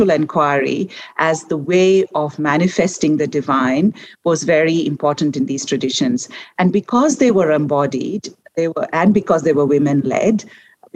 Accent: India; I was born and raised in India

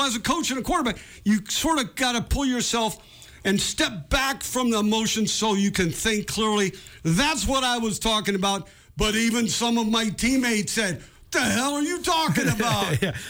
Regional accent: San Jose, California, United States; now in Montana, United States; I grew up in Northern California, South San Jose.

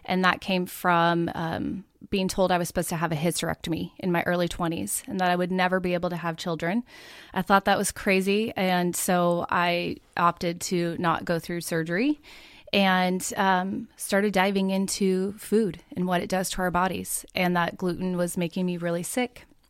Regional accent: Oregon, United States; moved away as an adult; now in Middle Tennessee, United States; I grew up in Oregon

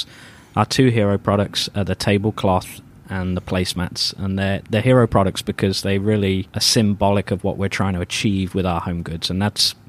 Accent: Thrapston, East Midlands, United Kingdom; accent: British; moved away as an adult; now in United States; I'm from a small town called Thrapston, about 3,000 population, kind of a country village.

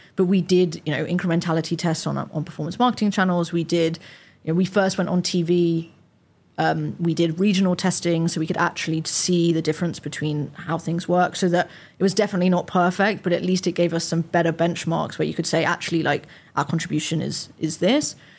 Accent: London, United Kingdom; also born or lived in Nottingham / York; as a Londoner that had went to uni in Nottingham

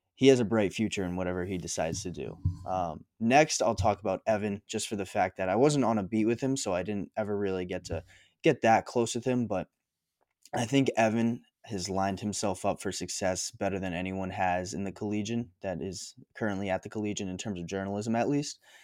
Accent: Raynham, Massachusetts, United States; I grew up in Rainham

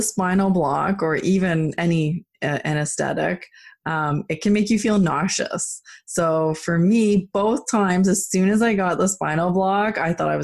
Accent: Canada; being Canadian

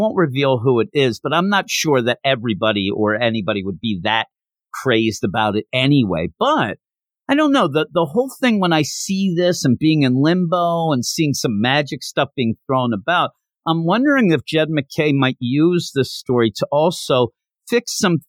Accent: Philadelphia, Pennsylvania, United States; I'm from Philadelphia, and pretty much we go through our lives being jealous of people from New York.

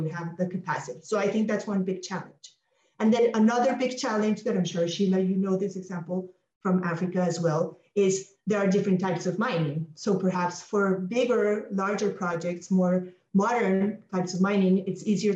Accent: Colombia; a country like Colombia, my home country

